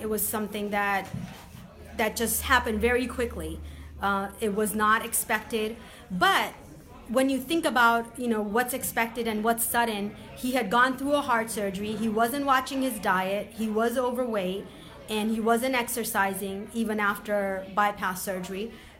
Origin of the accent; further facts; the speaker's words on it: Boston, Massachusetts, United States; I grew up on the East Coast in Boston area, and I hadn't been back to the East Coast.